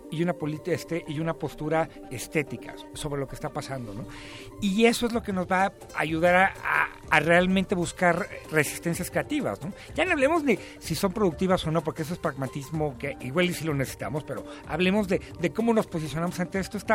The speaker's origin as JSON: {"language": "Spanish", "country": "Mexico", "said": "siendo mexicano, pensando desde México, viviendo como mexicano, organizándose pues, este, políticamente como mexicano o mexicana"}